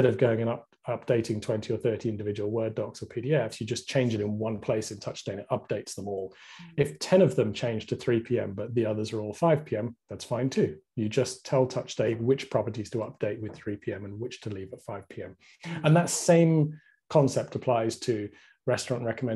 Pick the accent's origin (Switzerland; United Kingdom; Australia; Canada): United Kingdom; I'm very British